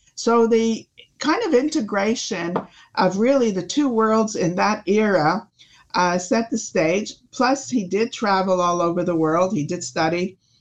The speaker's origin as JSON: {"language": "English", "country": "Canada", "said": "we're Canadian"}